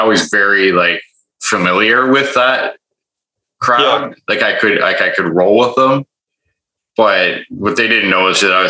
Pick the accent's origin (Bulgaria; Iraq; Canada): Canada; Toronto, Ontario; now in Vancouver, Canada; I was from Toronto